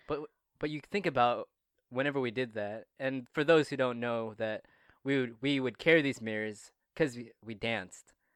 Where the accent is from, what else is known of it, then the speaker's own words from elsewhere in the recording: Toronto, Ontario, Canada; from my hometown, from my city, Toronto, Ontario, Canada